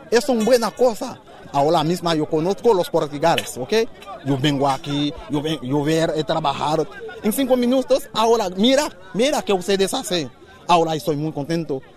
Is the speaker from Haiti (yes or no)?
yes; Haiti; Em Haiti, não hago nada por nós, por nós haitianos.